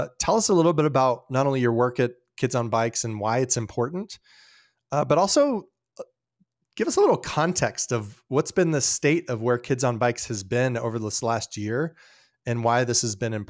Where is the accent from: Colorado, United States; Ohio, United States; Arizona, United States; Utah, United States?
Colorado, United States; Colorado Springs; I grew up in Colorado Springs, and I have a deep heart for that city.